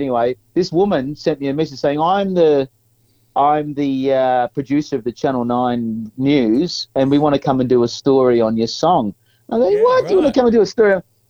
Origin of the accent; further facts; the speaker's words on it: Scoresby, Victoria, Australia; Then I started reminiscing about where I grew up in Scoresby and the fact that there was nothing there. I thought, geez, what a crap place to grow up, you know.